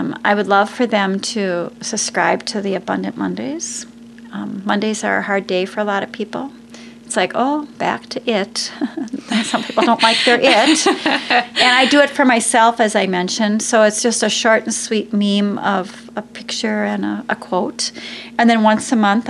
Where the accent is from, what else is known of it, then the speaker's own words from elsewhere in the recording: Wisconsin, United States; I'm a cheesehead from Wisconsin.